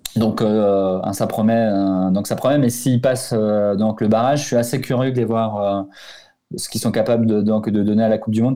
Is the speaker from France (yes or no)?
no; Portugal; en tant que Portugais